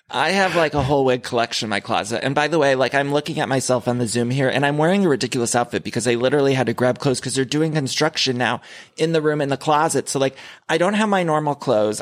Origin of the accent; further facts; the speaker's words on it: Ohio, United States; as a kid, I grew up in Ohio